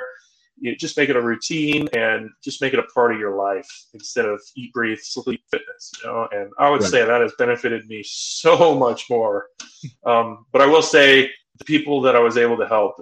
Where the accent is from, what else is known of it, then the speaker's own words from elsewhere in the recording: California, United States; moved away as an adult; now in Utah, United States; we moved from California, grew up in California, been in California my entire life